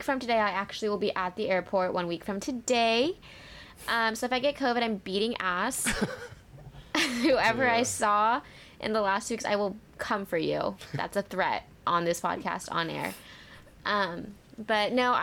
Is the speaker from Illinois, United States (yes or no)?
no; Huntington Beach, California, United States; I just don't feel safe in my hometown